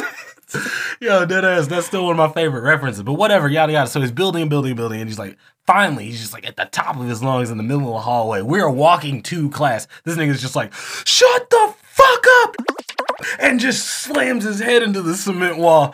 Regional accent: the South, United States; we are from the South

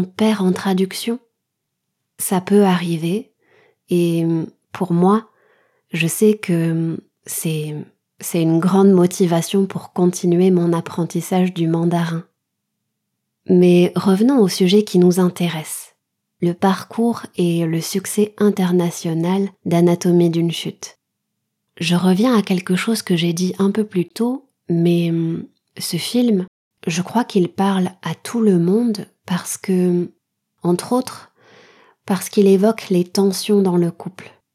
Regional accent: France; je suis française, mon mari est taïwanais

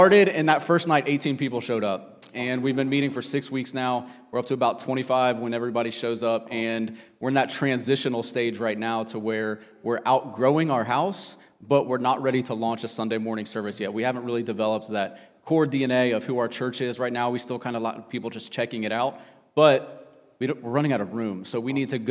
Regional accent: Cincinnati, Ohio, United States; moved away as an adult; also born or lived in South Carolina; We're originally from Cincinnati

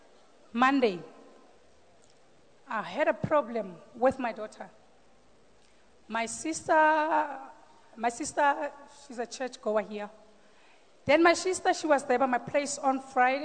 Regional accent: Randfontein, Gauteng, South Africa; from Randfontein

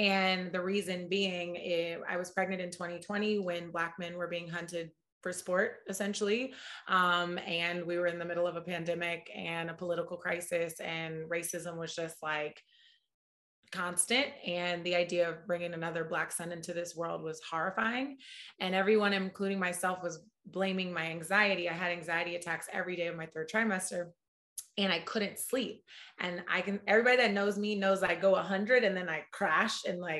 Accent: Oakland, California, United States; moved away as an adult; now in New York, United States; I'm a proud Oaklander. I was born and raised in Oakland

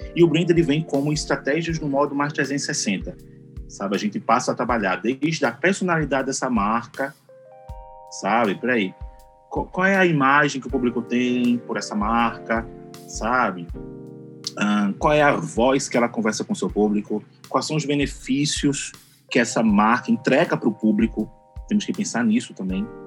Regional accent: Recife, Pernambuco, Brazil; eu sou aqui de Recife

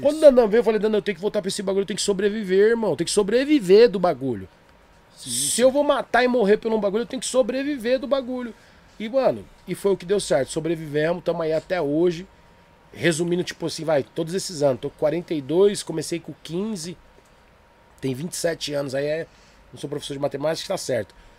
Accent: Diadema, São Paulo, Brazil; sou de Diadema

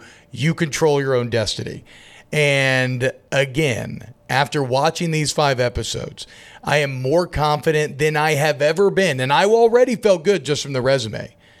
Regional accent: Atlanta, Georgia, United States; Well, I grew up in Atlanta, and I did not say y'all until I got to college, and now I say y'all.

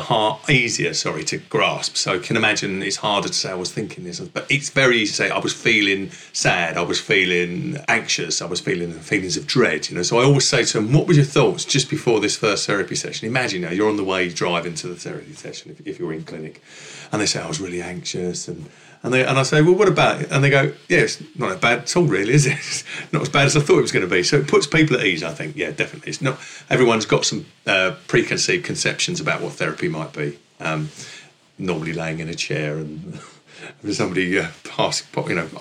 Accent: London, United Kingdom; accent: northeast London with a merge of Essex; also born or lived in Essex; My accent hails from sort of northeast London with a merge of Essex

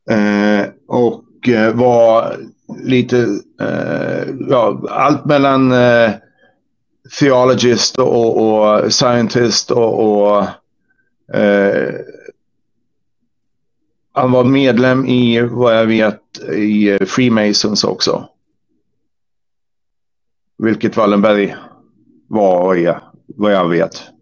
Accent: United States; also born or lived in Sweden; Ja, jag är amerikan och svensk. Så jag har bott ställena.

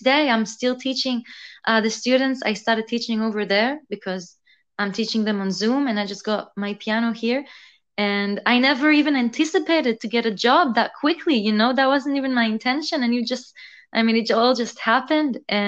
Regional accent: Israel; accent: mix of everything, mostly Israeli; also born or lived in San Francisco, United States / Melbourne, Australia; So I was born in San Francisco. And then when I was two, I moved to Israel. And when I was 10, I moved to Melbourne, Australia. And then when I was 16, I moved to Israel again.

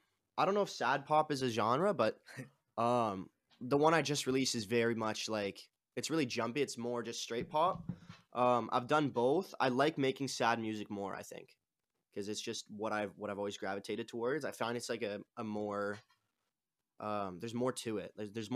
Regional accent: Toronto, Ontario, Canada; I'm from Toronto, Canada, like just outside of it, in a city, like a suburb, I guess, outside of it.

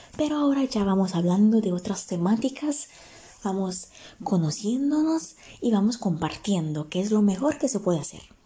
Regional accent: Italy; Spanish is a second language; Yo nací en Italia, vivo acá en Italia

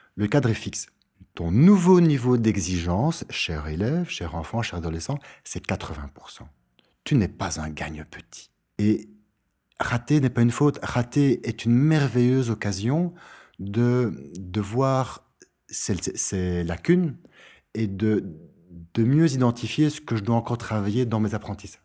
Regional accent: Brussels, Brussels-Capital Region, Belgium; comme on dit chez nous à Bruxelles

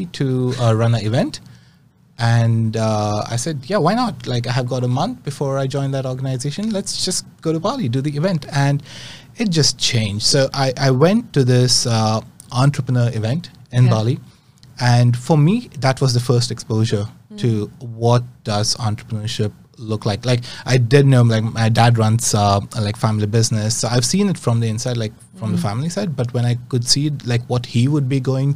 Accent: Mumbai, Maharashtra, India; moved away; I grew up in India, in Bombay.

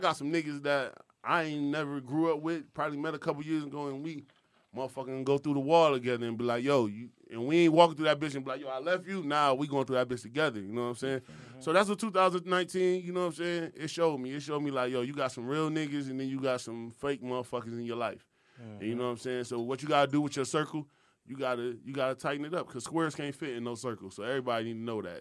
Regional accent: New York, United States; also born or lived in Rochester; now in Atlanta, United States; I'm from New York

